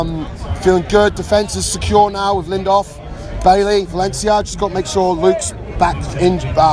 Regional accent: Reading, South East England, United Kingdom; now in Vancouver, Canada; From Reading originally, living in Canada now, Vancouver, BC. Yep

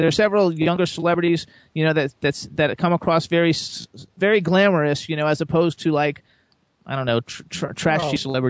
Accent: Florida, United States; moved away as an adult; now in Pennsylvania, United States; I'm originally from Florida. I just moved to Pennsylvania like 8 months ago or something, but I lived in Florida my whole life

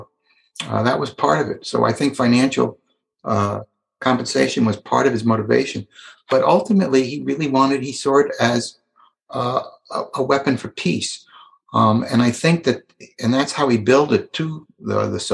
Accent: New York, United States; I'm from New York.

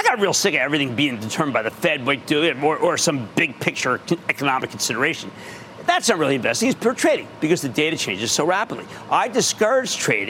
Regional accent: Philadelphia, Pennsylvania, United States; I'm from Philly

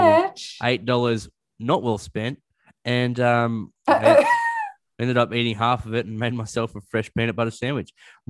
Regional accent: Australia; I'm Australian.

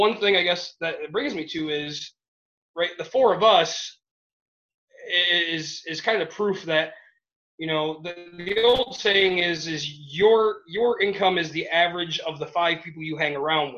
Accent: Michigan, United States; I'm from Michigan

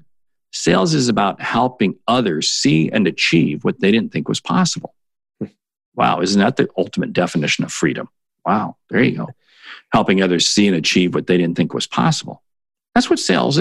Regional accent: Seattle, Washington, United States; I grew up in Seattle

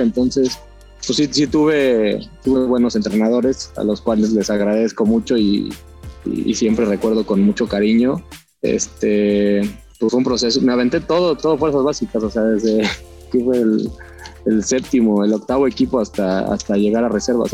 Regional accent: Cuernavaca, Morelos, Mexico; also born or lived in Mexico City; yo nací en la Ciudad de México, pero siempre viví en Cuernavaca

